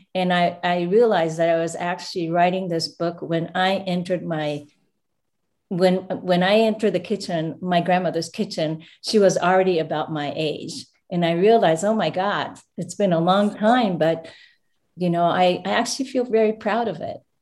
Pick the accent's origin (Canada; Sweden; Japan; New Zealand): Japan; moved away; also born or lived in United States; I actually was born here, but I went back to Japan and grew up, um, uh, next to my grandmother's house